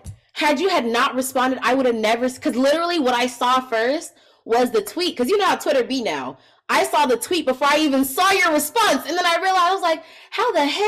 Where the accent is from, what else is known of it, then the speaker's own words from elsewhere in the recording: the Bay Area, California, United States; I'm from the Bay